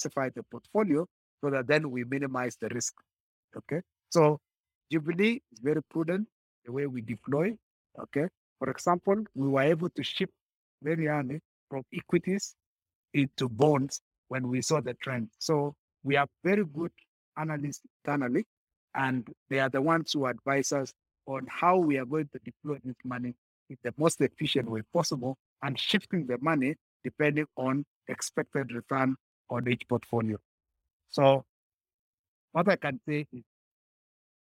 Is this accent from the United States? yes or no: no; Kenya; we as Kenyan